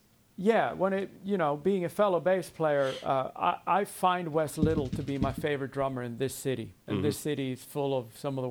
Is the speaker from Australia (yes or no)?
no; Sweden; moved away as an adult; now in Nashville, United States; I was in my hometown in Sweden, maybe when I was 20